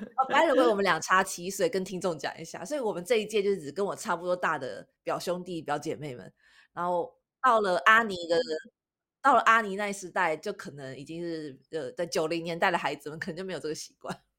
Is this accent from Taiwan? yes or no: yes; Taiwan; 我们台湾人